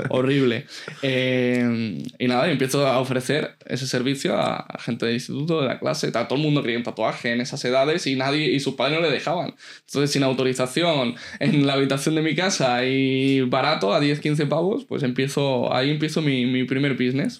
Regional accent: Elche, Valencian Community, Spain; also born or lived in San Juan Playa, Alicante; nazco en un pueblecito eh, cercano allí a donde, a donde hemos hablado antes, se llamaba Beñar Beach, y vivo hasta los ocho años en San Juan Playa. De hecho, nos mudamos de San Juan a Elche porque el banco nos quita la casa.

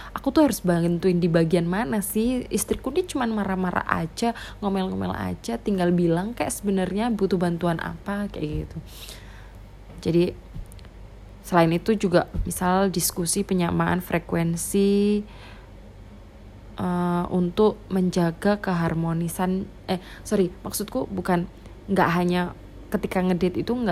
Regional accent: Java, Indonesia; accent: medok; karena logatku medok kental banget kayak gini ya suaranya medok banget

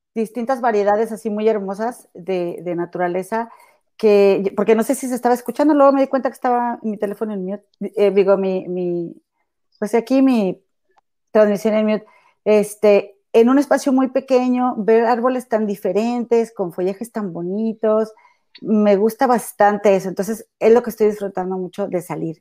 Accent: Monterrey, Nuevo León, Mexico; moved away as an adult; now in Chicago, United States; allá en mi tierra, en mi amado y bello Monterrey e inigualable

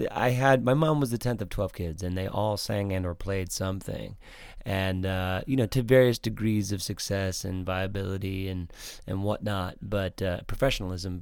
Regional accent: Waterford, Michigan, United States; also born or lived in Pontiac, Michigan / Clarkston, Michigan; I was born in Pontiac, uh, and I lived just outside of that in a town called Waterford, but, but I went I was fortunately in, uh, Clarkston School District

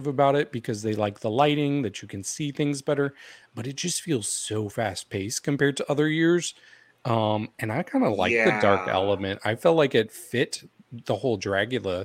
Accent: Missouri, United States; I am from Missouri

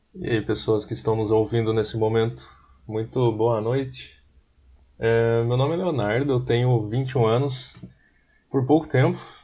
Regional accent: Taubaté, São Paulo, Brazil; nós somos de Taubaté.

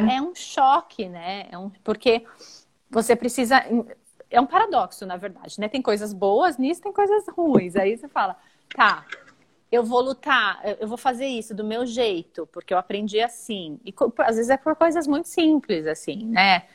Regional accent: São Paulo, Brazil; moved away as an adult; also born or lived in Germany / Italy; eu sou de São Paulo

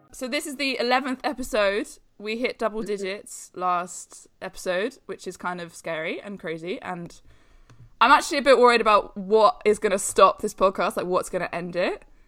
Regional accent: London, United Kingdom; I'm from London, that's how I've always lived.

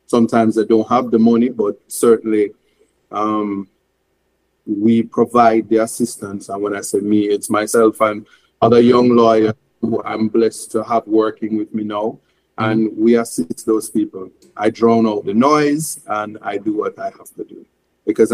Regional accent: Jamaica; I am Jamaican

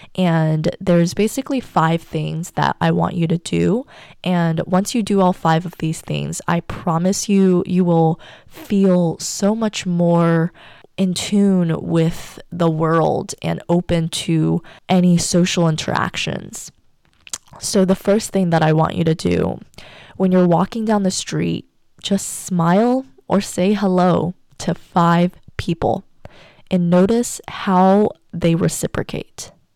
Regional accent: United States; also born or lived in China; my whole life was turned upside down when my entire family moved to the U S when I turned seven

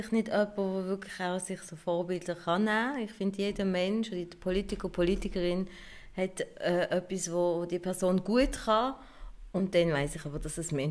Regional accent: Turkey; now in Germany; wenn ich dann zum Beispiel als Alevitin aus der Türkei da angekommen bin und vielleicht als Kurdin

